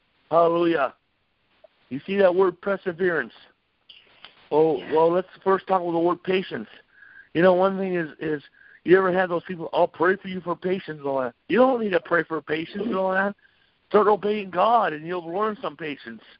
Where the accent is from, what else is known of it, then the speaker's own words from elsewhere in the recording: North Dakota, United States; I'm from North Dakota.